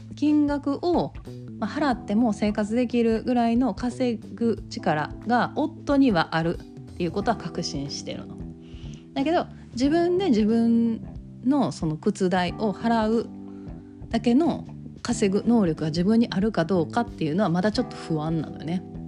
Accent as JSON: {"language": "Japanese", "region": "Kansai", "country": "Japan", "accent": "Kansai dialect"}